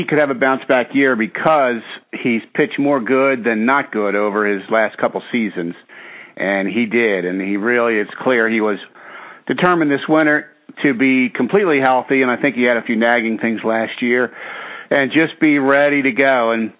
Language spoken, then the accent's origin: English; Baltimore, Maryland, United States; a real diehard Oriole fan, kid growing up in Baltimore